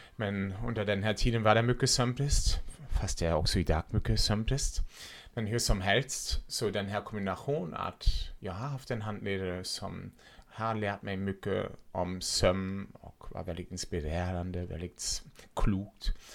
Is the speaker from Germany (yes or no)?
yes; Germany; Swedish is a second language; now in Sweden; jag kommer ursprungligen från Tyskland så därför låter jag som jag låter